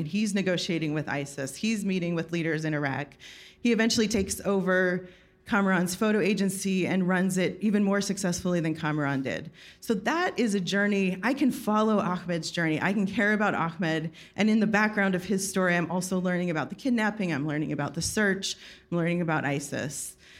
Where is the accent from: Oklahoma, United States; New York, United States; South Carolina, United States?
New York, United States; I'm from New York.